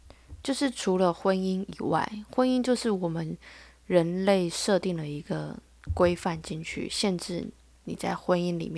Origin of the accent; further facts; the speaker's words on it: Taiwan; 我是台湾的